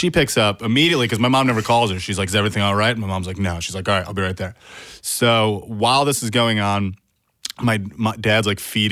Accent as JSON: {"language": "English", "region": "upstate New York", "country": "United States", "tie": "born or raised there", "also_born_or_lived": "Vermont", "said": "I was born in Vermont, and then as a baby, when I was about 3, we moved to upstate New York."}